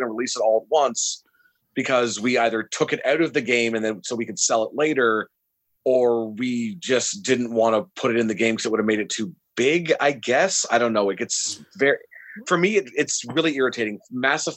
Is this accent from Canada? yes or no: yes; Dundas, Ontario, Canada; where I grew up in Dundas, because we were basically the country